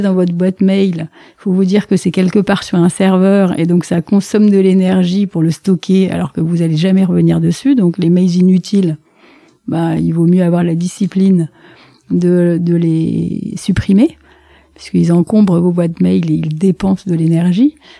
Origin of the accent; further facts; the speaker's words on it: La Valette-du-Var, Provence-Alpes-Côte d'Azur, France; moved away as an adult; now in Paris, France; Je viens du sud de la France. Euh, donc c'est des bords de la Méditerranée. Donc euh, ma famille est plutôt marseillaise, mais en fait comme c'est une famille d'officiers de marine, ils ont dérapé un petit peu vers Toulon et toute cette région-là, de la Valette du Var, en plus précisément